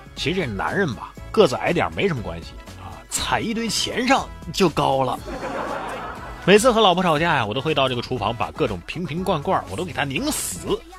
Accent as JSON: {"language": "Chinese", "region": "Hubei", "country": "China", "said": "我是来自湖北的，虽然有个北字儿，但也属于南方"}